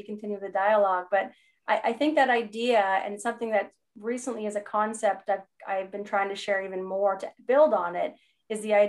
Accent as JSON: {"language": "English", "country": "Canada", "said": "I'm a Canadian"}